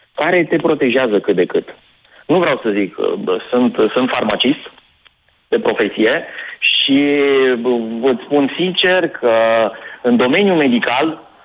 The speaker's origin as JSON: {"language": "Romanian", "region": "Oltenia", "country": "Romania", "said": "sunt oltean"}